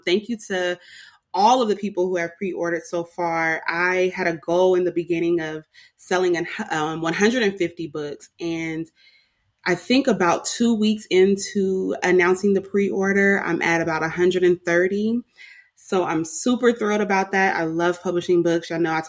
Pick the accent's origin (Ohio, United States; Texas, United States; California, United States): California, United States; she works in the Bay Area, and I am from the Bay Area.